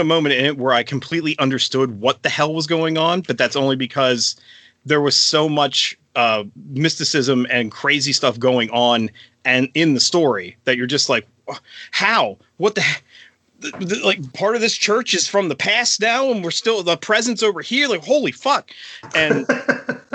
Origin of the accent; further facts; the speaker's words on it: York, Pennsylvania, United States; a church in good old York, Pennsylvania, my hometown